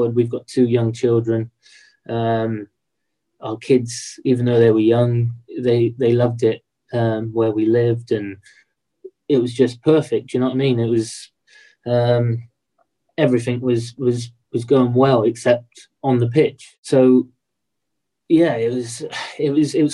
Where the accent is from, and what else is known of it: Swindon, South West England, United Kingdom; moved away; also born or lived in Leyland